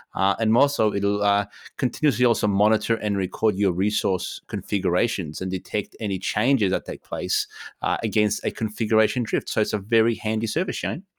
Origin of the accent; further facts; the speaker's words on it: Poland; moved away; Poland, uh, my home country